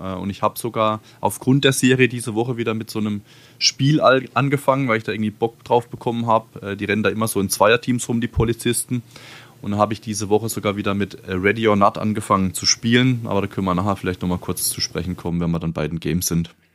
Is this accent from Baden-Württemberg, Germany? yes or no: yes; Baden-Württemberg, Germany; bei uns in Baden-Württemberg